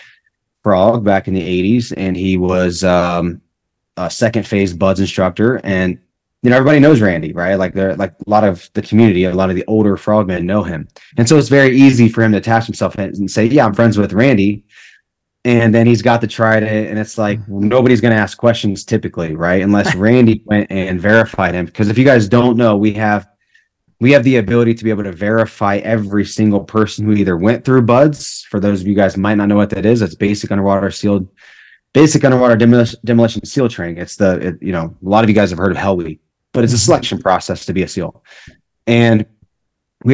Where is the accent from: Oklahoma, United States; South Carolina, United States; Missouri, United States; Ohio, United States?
Ohio, United States; Marysville; I grew up right outside of Marysville